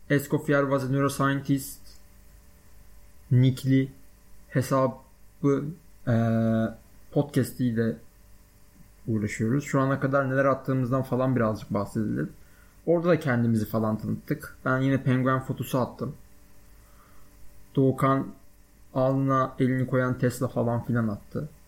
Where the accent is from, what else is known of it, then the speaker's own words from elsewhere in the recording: Balıkesir, Turkey; Aslan Balıkesirliyim. Bu önemli bilgi. Onun dışında işte doğma büyüme Balıkesirliyim. 18 yaşıma kadar Balıkesir'de yaşadım.